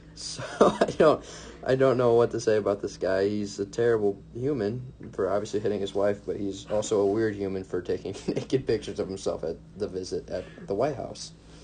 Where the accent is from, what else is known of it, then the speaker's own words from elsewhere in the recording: Wheatfield, Indiana, United States; I went to Kankakee Valley High School in Wheatfield